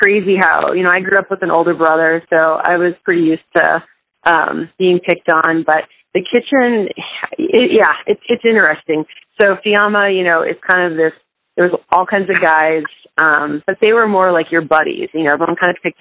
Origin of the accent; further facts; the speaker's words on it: Minnesota, United States; moved away; I grew up in Minnesota